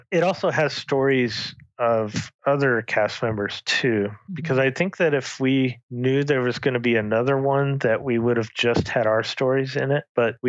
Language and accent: English; St. George, Utah, United States; my wife bought your book and I'm from St. George and he's from the same city.